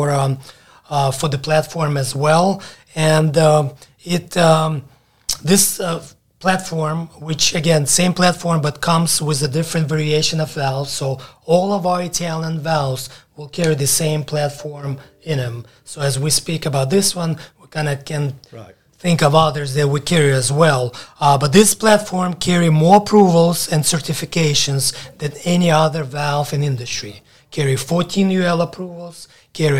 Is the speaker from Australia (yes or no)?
no; Ukraine; moved away as an adult; also born or lived in Alabama; now in United States; I moved from Ukraine when I was 18, straight to Alabama